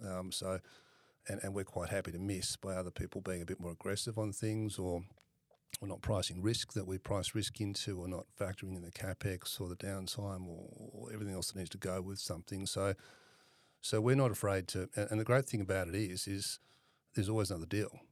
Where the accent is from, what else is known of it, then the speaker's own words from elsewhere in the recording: Perth, Western Australia, Australia; I'm originally from Perth, grew up in Perth